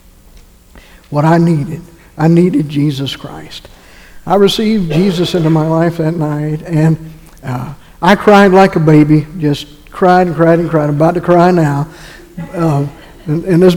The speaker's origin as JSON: {"language": "English", "region": "North Carolina", "country": "United States", "tie": "born or raised there", "said": "My wife and I grew up in North Carolina"}